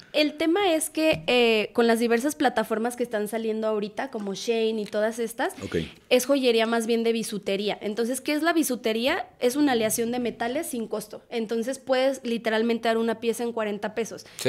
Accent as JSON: {"language": "Spanish", "town": "Irapuato", "region": "Guanajuato", "country": "Mexico", "also_born_or_lived": "León, Guanajuato", "moved": "as an adult", "lives_now": "Guadalajara, Mexico", "said": "soy de Irapuato, Guanajuato"}